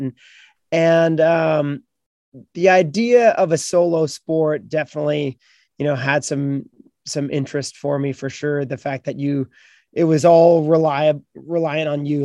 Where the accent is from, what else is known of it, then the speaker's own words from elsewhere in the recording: Beachburg, Ontario, Canada; I grew up on the Ottawa River in a small town in Beechburg, Ontario, up in Canada